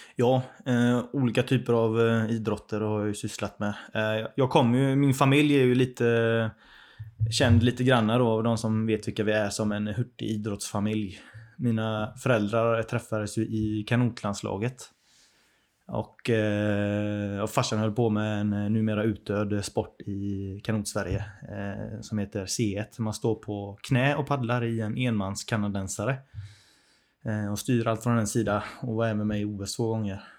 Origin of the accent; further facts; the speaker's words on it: Hindås, Västra Götaland, Sweden; accent: göteborgska; jag växte upp i Hindås